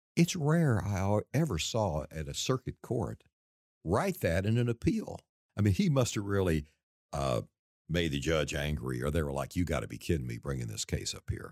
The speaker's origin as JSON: {"language": "English", "region": "East Texas", "country": "United States", "tie": "born or raised there", "moved": "as an adult", "said": "I'm from East Texas"}